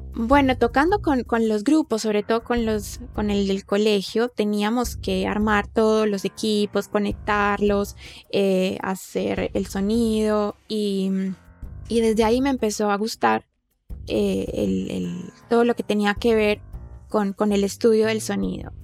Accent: Colombia; yo soy de Colombia

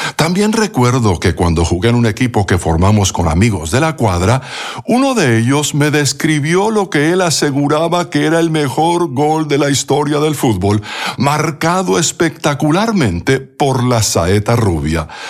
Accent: Bogotá, Colombia; durante mi niñez en Bogotá, Colombia

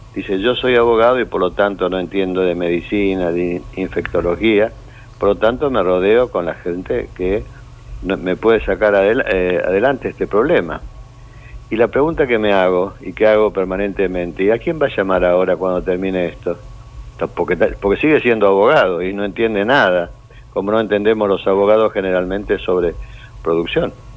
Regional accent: Buenos Aires, Argentina; also born or lived in Córdoba; soy nacido en Buenos Aires, pero concebido en Córdoba, en las sierras

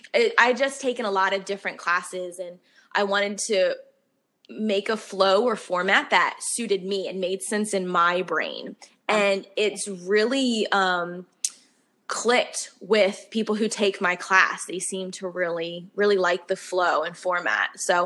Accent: the North, United States; I'm from the North. So down here in the South, like, they really think I'm sassy. I just tell it like it is, as us Northerners usually do.

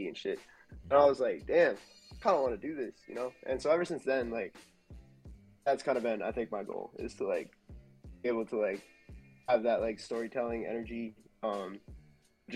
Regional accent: New York, United States; also born or lived in Philadelphia; I'm from New York originally

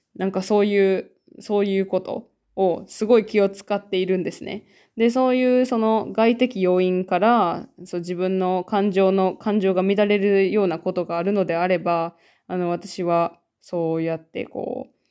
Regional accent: Japan; born or raised there; now in Finland

